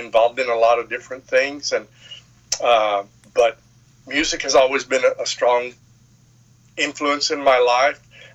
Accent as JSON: {"language": "English", "town": "Baytown", "region": "Texas", "country": "United States", "tie": "born or raised there", "said": "one of the cool things about growing up in Old Baytown was that I was around a lot of family"}